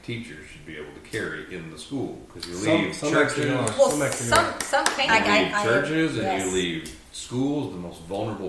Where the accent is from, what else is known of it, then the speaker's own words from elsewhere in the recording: Nebraska, United States; moved away; I grew up in Nebraska for a while, so we'd go pheasant hunting.